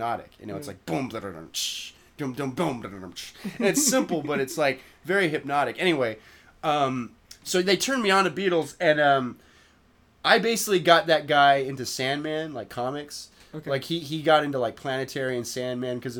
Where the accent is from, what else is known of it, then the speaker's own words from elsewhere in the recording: Modesto, California, United States; moved away; I'm from Modesto, where it's like a combination of shit kickers and like cool people and like drug addicts